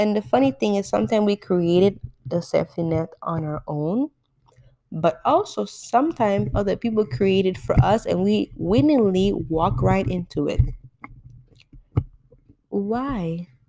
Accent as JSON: {"language": "English", "country": "St. Martin", "tie": "born or raised there", "lives_now": "Florida, United States", "said": "My parents are born in Haiti. I grew up in St. Martin. I live in Florida."}